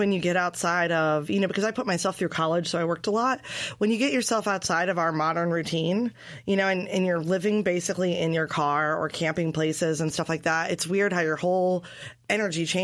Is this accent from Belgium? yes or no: yes; Belgium; born there; also born or lived in Guatemala; I was born in Belgium.